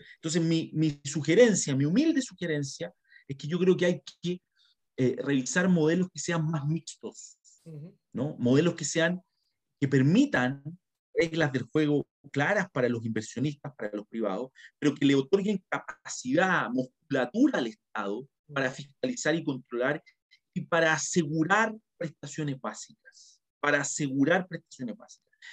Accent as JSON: {"language": "Spanish", "country": "Chile", "said": "nosotros también como chilenos"}